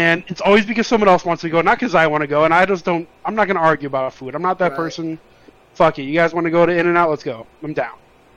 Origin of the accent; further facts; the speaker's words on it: Chicago, Illinois, United States; moved away as an adult; also born or lived in Las Vegas; I grew up in Chicago